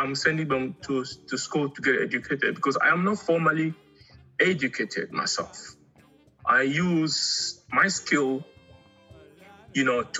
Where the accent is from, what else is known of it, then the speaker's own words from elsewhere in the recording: DR Congo; also born or lived in Angola; now in South Africa; Originally, I'm from Angola, but I grew up in the Congo. And I came to South Africa about 20 years ago.